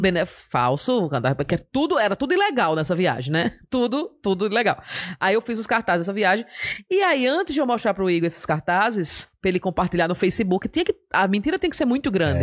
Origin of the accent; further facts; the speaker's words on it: Maceió, Alagoas, Brazil; now in São Paulo, Brazil; sou de Maceió